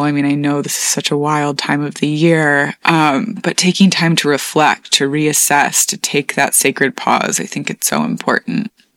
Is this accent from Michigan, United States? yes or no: yes; Michigan, United States; my home state of Michigan